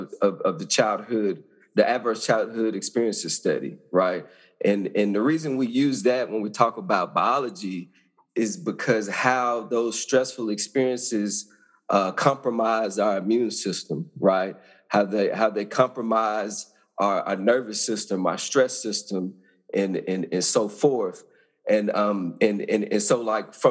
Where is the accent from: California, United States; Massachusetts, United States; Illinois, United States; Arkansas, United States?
Arkansas, United States; I grew up in Arkansas, small town